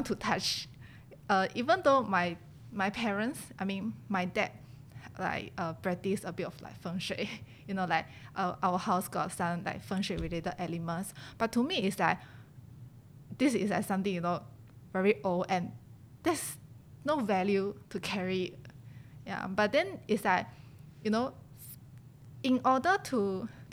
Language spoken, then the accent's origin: English; China; now in Singapore; I grew up in China since young. Then after that, I moved to Singapore.